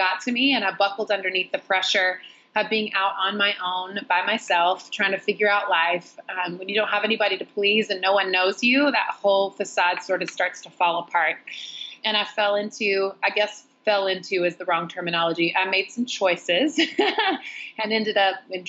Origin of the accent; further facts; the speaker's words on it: North Carolina, United States; moved away as an adult; also born or lived in Los Angeles; now in New York City, United States; I grew up in the South in a really tiny little small town